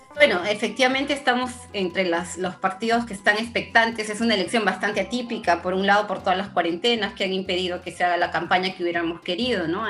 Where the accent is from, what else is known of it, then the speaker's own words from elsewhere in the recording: Peru; nosotros en Perú